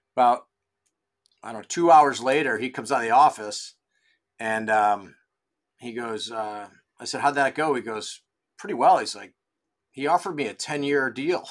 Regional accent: Rochester, New York, United States; moved away as an adult; also born or lived in Ridgewood, New Jersey / Vermont; I grew up in Rochester, New York, so golf season's all of three months up there

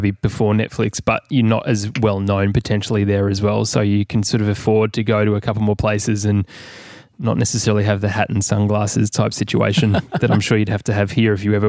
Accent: Kalamunda, Western Australia, Australia; I grew up in Kalamunda and the vibe was pretty chill.

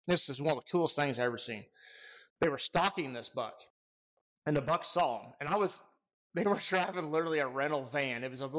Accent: Kansas, United States; also born or lived in Nebraska; I was born in Nebraska, really big pheasant country up there. And around the sixth grade, I believe it was, we ended up moving to Kansas to my grandpa's farm.

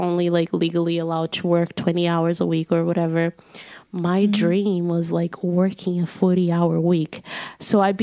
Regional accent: Belo Horizonte, Minas Gerais, Brazil; moved away; in my hometown, Belo Horizonte, you can take a bus, like, anywhere

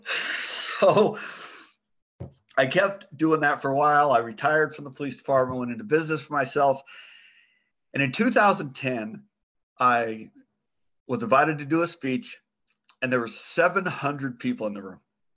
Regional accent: Phoenix, Arizona, United States; I was born and raised in Phoenix

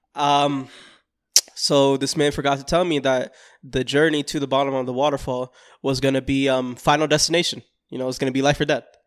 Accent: Florida, United States; I'm from Florida

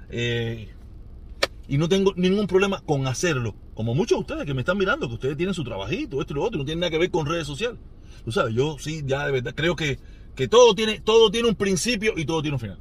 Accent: Cuba; moved away; mi pueblo

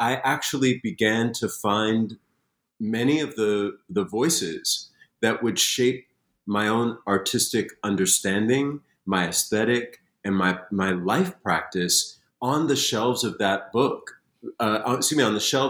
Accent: Springfield, Massachusetts, United States; I grew up in Springfield, Massachusetts, and the library was this sacred place.

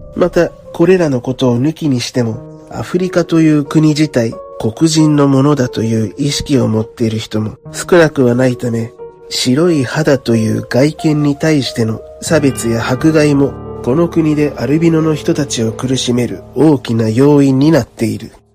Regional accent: Japan; 僕が安全な日本で生まれ育ったからなのかもしれないね

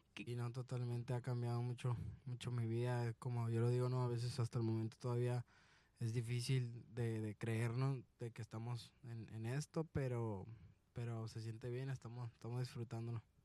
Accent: Guanajuato, Mexico; also born or lived in Sonora; de Guanajuato

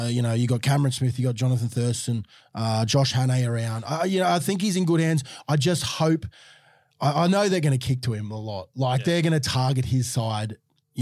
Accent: Queensland, Australia; as a Queenslander

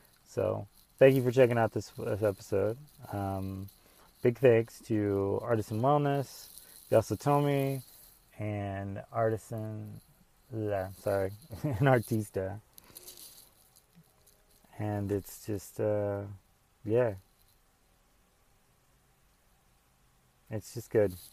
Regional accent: the South, United States; growing up in the South

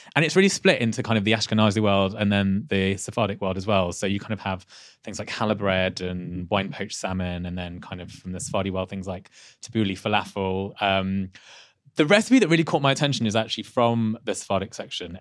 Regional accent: Leicester, East Midlands, United Kingdom; not far from where I was born in Leicester.

